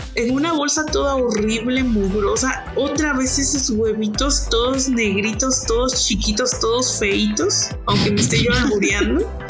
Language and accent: Spanish; Mexico; somos los mexicanos